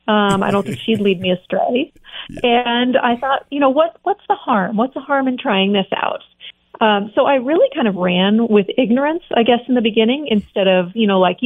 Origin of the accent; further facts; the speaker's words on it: Montana, United States; also born or lived in California / Pennsylvania / Seattle; I grew up in Montana, was in California, then I was in Pennsylvania for a while, in Seattle.